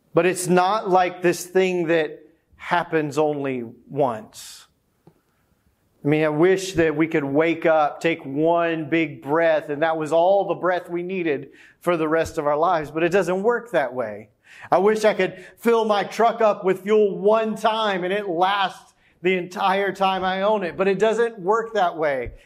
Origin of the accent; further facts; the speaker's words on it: the South, United States; growing up as a kid, growing up in the South